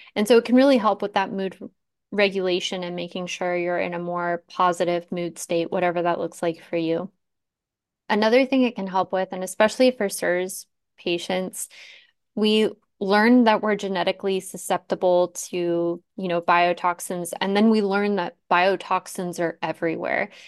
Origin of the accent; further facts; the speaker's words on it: Tucson, Arizona, United States; I grew up in Tucson